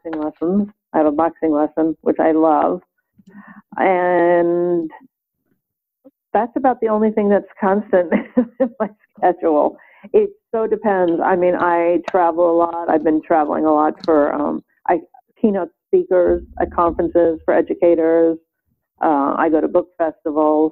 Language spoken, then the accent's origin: English; New York City, New York, United States; I grew up in Brooklyn, New York